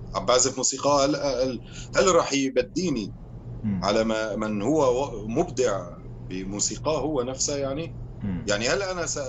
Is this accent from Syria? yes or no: yes; Syria; also born or lived in Aleppo; now in Belgium; انا كموسيقي شامي رح اقول بس سوري